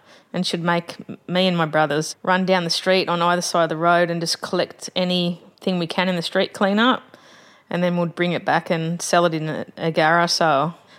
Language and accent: English; Sydney, New South Wales, Australia; Growing up in Bondi